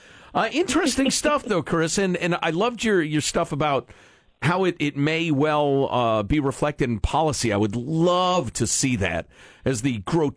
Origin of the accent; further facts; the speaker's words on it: Chicago, Illinois, United States; I grew up in Chicago where people vote from the grave.